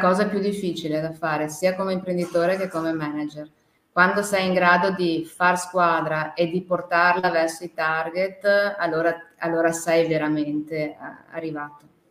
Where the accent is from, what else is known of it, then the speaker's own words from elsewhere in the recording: Veneto, Italy; also born or lived in China; noi siamo veneti, e veniamo da Ven- Treviso, Venezia